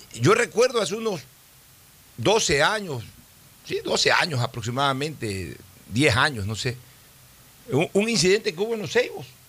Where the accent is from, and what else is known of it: Ecuador